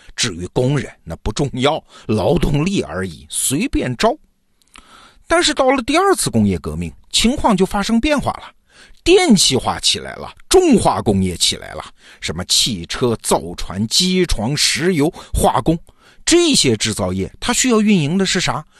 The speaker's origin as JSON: {"language": "Chinese", "country": "China", "said": "我们中国人"}